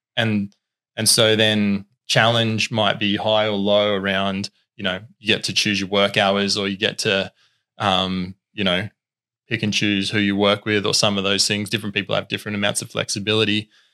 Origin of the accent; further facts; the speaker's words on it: Tasmania, Australia; also born or lived in Queensland; I was originally born in Queensland. Our family moved to Tassie when I was ten. Um, and so have been here ever since, been on the Northwest Coast ever since.